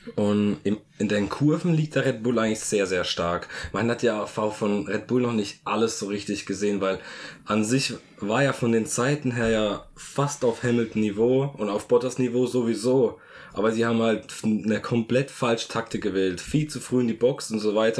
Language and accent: German; Germany; als Deutscher